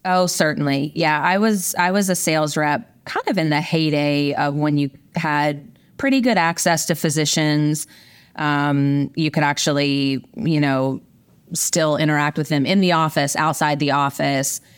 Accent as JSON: {"language": "English", "region": "rural Virginia", "country": "United States", "tie": "born or raised there", "also_born_or_lived": "Midwest / Orange County, California", "moved": "as an adult", "said": "I grew up in a small farming community in rural Virginia"}